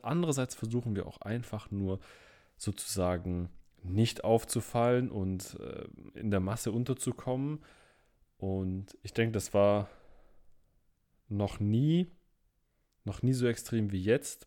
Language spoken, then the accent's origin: German; Stuttgart, Baden-Württemberg, Germany; Ich komme ja aus Stuttgart